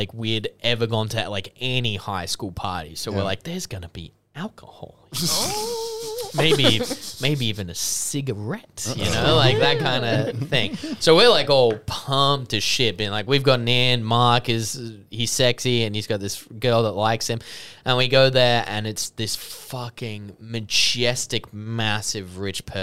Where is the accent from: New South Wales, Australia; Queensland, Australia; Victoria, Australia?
New South Wales, Australia; Sydney; we grew up in the Hills District, so we're like way away from everything, about like an hour and 20 to the city